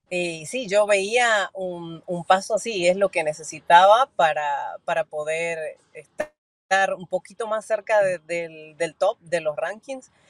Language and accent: Spanish; Argentina; todo el mundo sabe que soy argentina